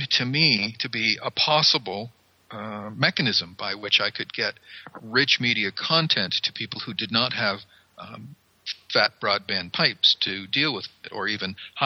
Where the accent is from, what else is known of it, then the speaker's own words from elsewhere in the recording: coastal Maine, United States; moved away as an adult; I come from Maine. I come from coastal Maine. Back in the old days, before I left Maine, I got a job and had to leave the state